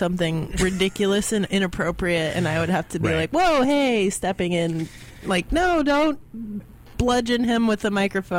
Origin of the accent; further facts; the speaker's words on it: the South, United States; I'm from the South.